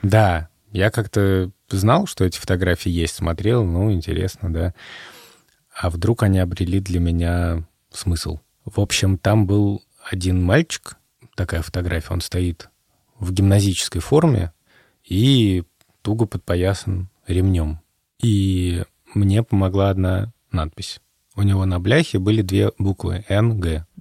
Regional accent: Moscow, Russia; moved away as an adult; now in Riga, Latvia; я родился в Москве

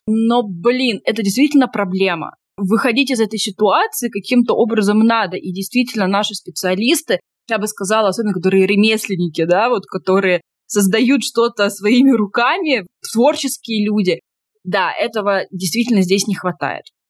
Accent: Tomsk, Tomsk Oblast, Russia; moved away; я тоже из Томска

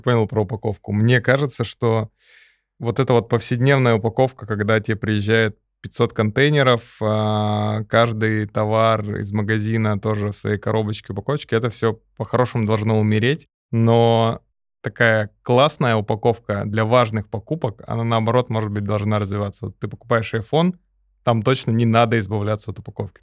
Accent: Kazakhstan; now in Russia; я из Казахстана

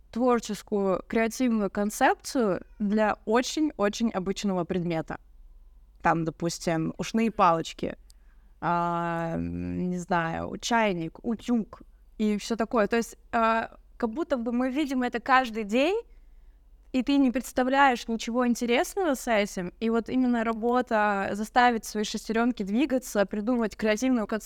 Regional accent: Yekaterinburg, Sverdlovsk Oblast, Russia; из Екатеринбурга, и у нас есть памятник клавиатуре.

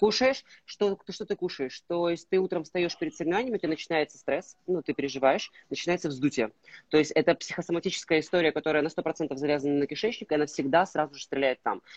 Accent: Russian Far East, Russia; moved away; я, э, родом, э, с Дальнего Востока

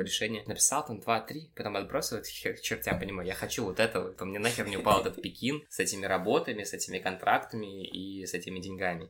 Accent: Babruysk, Mogilev Region, Belarus; moved away; also born or lived in Minsk; Я сам родом из Бобруйска

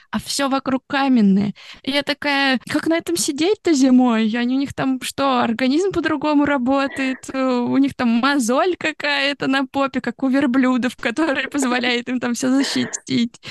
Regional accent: Russia; moved away as an adult; also born or lived in Italy; now in Tokyo, Japan; я из России

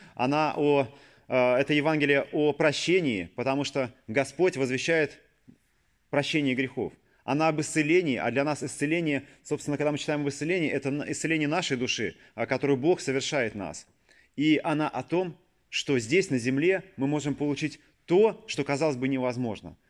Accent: Saint Petersburg, Russia; born or raised there

